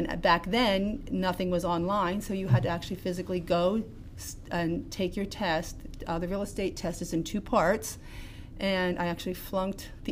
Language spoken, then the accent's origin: English; Pottstown, Pennsylvania, United States; I grew up in Pottstown